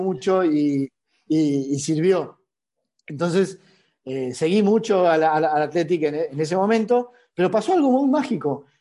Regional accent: Argentina; siendo argentino

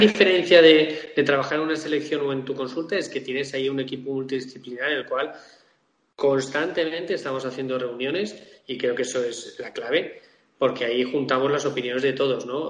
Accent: Majorca, Balearic Islands, Spain; yo soy mallorquín

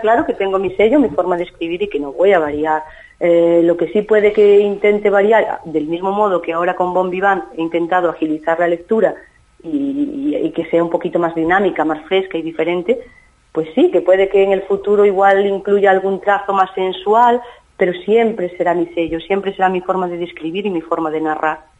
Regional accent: Galicia, Spain; en mi tierra, en mi Galicia natal.

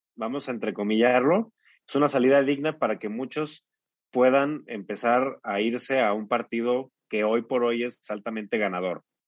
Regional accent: Mexico; somos vecinos de Estados Unidos

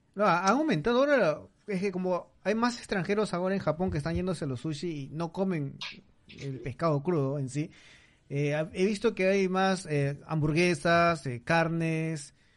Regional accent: Peru; now in Tokyo, Japan; me sentía como en mi país

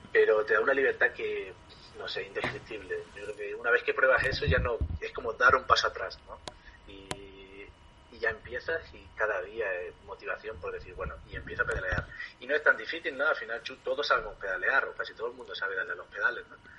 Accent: Ardales, Andalusia, Spain; moved away as an adult; also born or lived in Thailand; tengo que llegar a Ardales, a mi pueblo en Málaga

